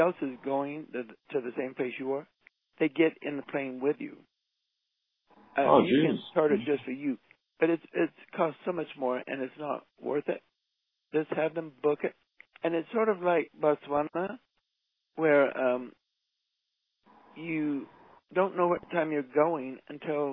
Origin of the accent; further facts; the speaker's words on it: Utah, United States; we're from Utah